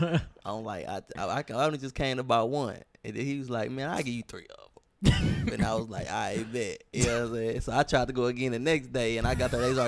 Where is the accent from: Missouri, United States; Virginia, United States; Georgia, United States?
Missouri, United States; St. Louis; I grew up in St. Louis, but we moved around a lot.